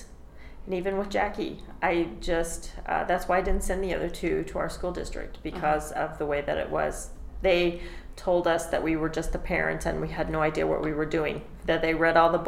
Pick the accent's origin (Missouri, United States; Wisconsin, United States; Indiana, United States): Missouri, United States; Branson; Where I come from, I'm from Branson.